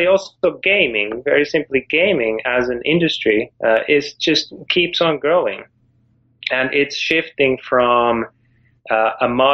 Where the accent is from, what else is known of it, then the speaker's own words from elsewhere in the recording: Finland; moved away; I'm from Finland originally